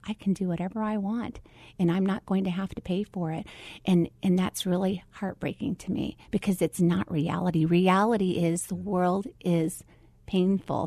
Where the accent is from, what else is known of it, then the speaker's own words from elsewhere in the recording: Phoenix, Arizona, United States; also born or lived in Philippines; my story starts right here in the Valley of the Sun. So I have pretty much grown up here my whole entire life, um, uh, from the age of one.